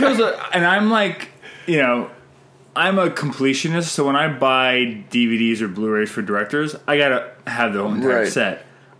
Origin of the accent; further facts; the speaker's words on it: Canada; I'm Canadian filmmaker